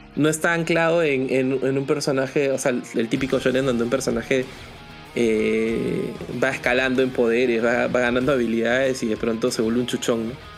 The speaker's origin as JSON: {"language": "Spanish", "country": "Peru", "said": "nosotros como peruanos"}